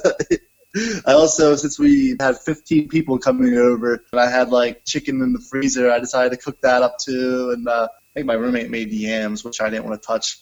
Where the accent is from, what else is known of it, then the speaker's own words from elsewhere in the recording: Newport, Delaware, United States; moved away as an adult; now in Boston, United States; I grew up in Newport, Delaware